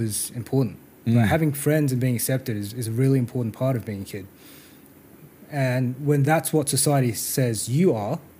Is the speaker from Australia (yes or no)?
yes; Perth, Western Australia, Australia; born or raised there; also born or lived in South Korea